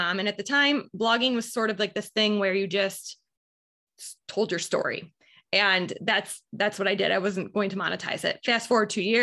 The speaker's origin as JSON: {"language": "English", "town": "Buffalo", "region": "New York", "country": "United States", "tie": "born or raised there", "said": "I am born and raised in Buffalo, New York. I still live here"}